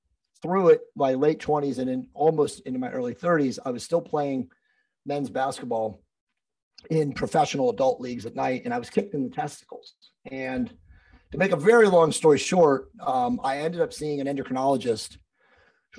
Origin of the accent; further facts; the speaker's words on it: East Coast, United States; moved away as an adult; I was originally from the East Coast